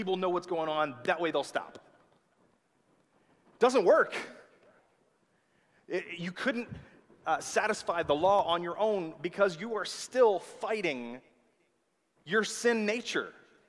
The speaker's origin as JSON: {"language": "English", "region": "the South", "country": "United States", "accent": "southern", "said": "That was my southern accent coming out."}